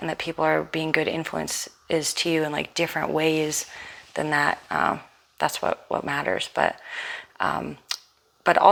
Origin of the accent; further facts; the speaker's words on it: New York City, New York, United States; growing up in Manhattan, we had a lot of independence